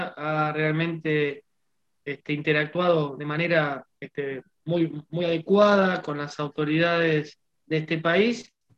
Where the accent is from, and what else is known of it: Argentina